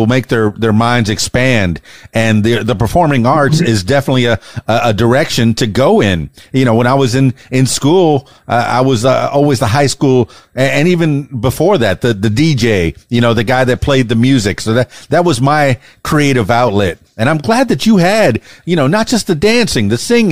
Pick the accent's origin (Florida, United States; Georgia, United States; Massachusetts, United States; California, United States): Florida, United States; Miami; also born or lived in Fort Lauderdale; down in South Florida, I'm from Miami and Fort Lauderdale.